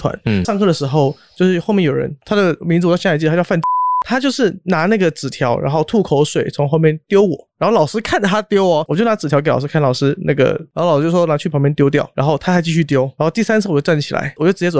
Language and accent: Chinese; Hong Kong; also born or lived in Taiwan; 因为我是台湾出生，然后国小到香港去，那时候很小，然后那时候香港是九七年之前，所以只讲广东话跟英文